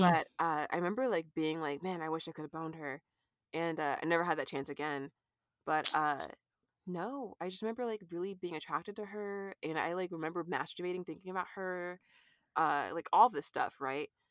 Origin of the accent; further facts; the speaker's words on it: California, United States; moved away as an adult; now in Kansas City, United States; I'm an artist based in Kansas City, Missouri right now. And, uh, let's see, I grew up in California